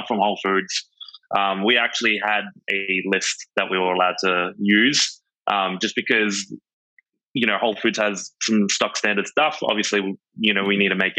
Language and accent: English; Australia; moved away as an adult; now in New York, United States